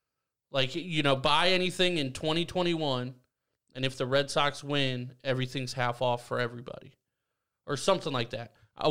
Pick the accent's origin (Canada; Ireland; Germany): Ireland; I'm also Irish, bro.